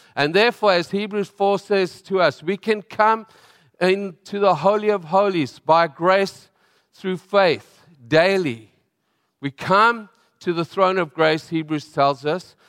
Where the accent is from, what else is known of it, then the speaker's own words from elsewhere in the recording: South Africa; moved away; I'm from South Africa